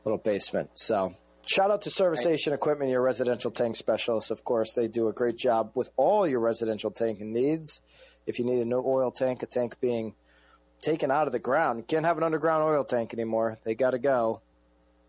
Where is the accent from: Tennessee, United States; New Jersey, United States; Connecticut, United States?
Connecticut, United States; New London County; my roots of New London County